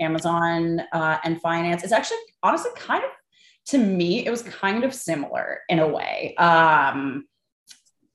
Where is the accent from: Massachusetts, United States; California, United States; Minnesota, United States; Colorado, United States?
California, United States; San Francisco; moved away as an adult; now in New York, United States; I'm from San Francisco originally